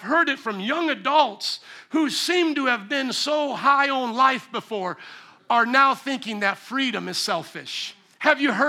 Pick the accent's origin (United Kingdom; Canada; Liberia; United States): United States; Indiana; moved away; Indiana, my home state